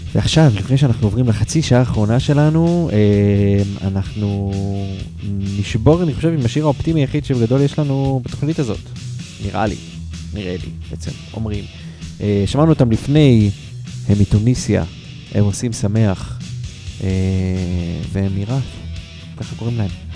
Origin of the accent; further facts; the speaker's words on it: Haifa, Haifa District, Israel; אני מחיפה